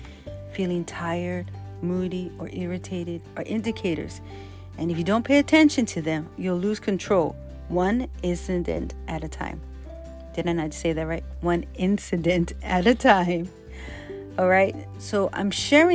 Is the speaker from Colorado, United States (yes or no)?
no; Hawaii, United States; growing up in Hawaii and the Chinatown and different places